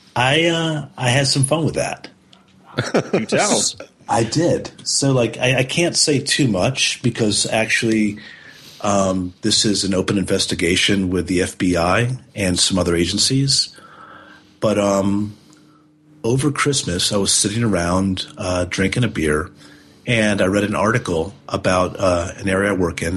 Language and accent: English; United States; as an American